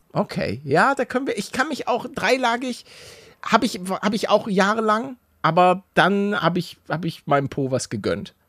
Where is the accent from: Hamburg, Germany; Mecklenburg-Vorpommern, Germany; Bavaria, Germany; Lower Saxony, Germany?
Hamburg, Germany; moved away; ich bin gebürtiger Hamburger